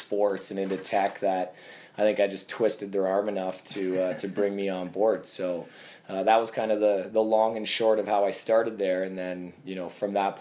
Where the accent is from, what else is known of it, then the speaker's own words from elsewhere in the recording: Kitchener, Ontario, Canada; Growing up in Kitchener-Waterloo area, theScore was the only sports station I watched.